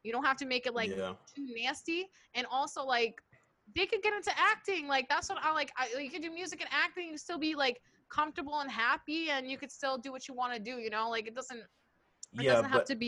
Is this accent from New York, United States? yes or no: yes; Bronx, New York, United States; like just cause I'm from the Bronx doesn't mean I need to act like ratchet.